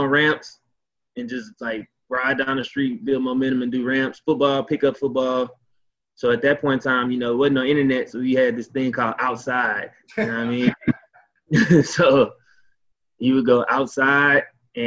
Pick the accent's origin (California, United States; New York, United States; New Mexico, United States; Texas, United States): Texas, United States; Beaumont; moved away as an adult; also born or lived in Ohio; I'm from Beaumont, Texas, also known as BMT, Big Money, Texas, Golden Triangle